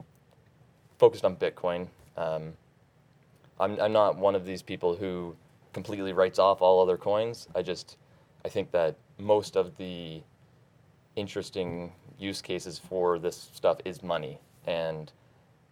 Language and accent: English; Nova Scotia, Canada; I'm from Nova Scotia, up in Canada